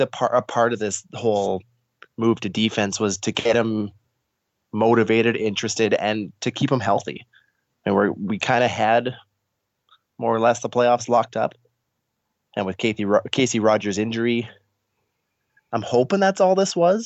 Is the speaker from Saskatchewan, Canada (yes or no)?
yes; Saskatchewan, Canada; years of growing up in Saskatchewan